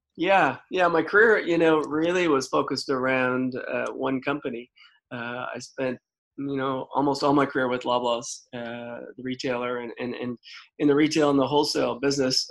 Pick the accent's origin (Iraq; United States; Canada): Canada; Prince Edward Island; moved away as an adult; growing up in Prince Edward Island and being an East Coaster